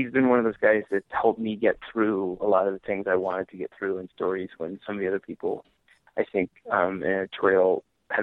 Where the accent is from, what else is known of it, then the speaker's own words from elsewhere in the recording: New York, United States; I grew up in New York